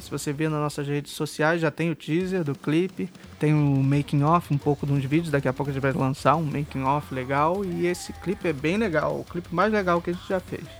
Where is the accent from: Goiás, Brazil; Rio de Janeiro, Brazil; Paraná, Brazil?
Rio de Janeiro, Brazil; Eu sou do Rio de Janeiro